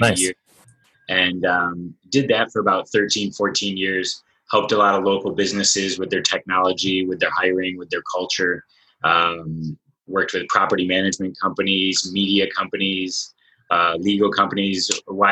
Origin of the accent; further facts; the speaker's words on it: Michigan, United States; moved away as an adult; now in San Diego, United States; I'm actually originally from Michigan, and I lived there for about 20 years. Grew up working for my dad's IT consulting company